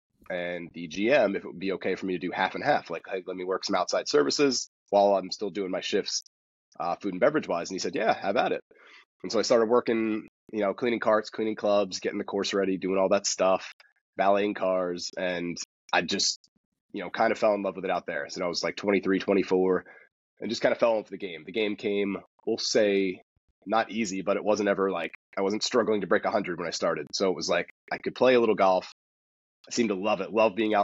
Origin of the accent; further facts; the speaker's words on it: Hightstown, New Jersey, United States; moved away as an adult; also born or lived in San Diego; I grew up in Hightstown, New Jersey. So that's kind of the Princeton, Trenton area, Mercer County